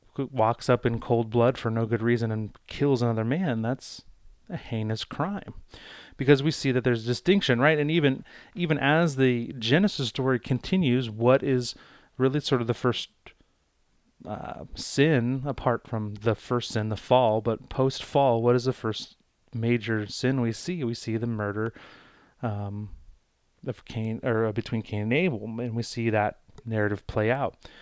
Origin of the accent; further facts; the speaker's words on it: United States; as an American citizen, as someone living in the United States